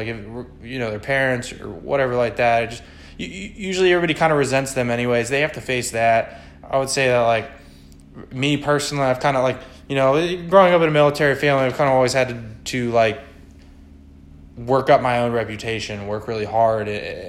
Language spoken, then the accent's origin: English; Florida, United States; also born or lived in Virginia; Like, even when growing up in Florida, or living in Florida, living in Virginia, wherever I've lived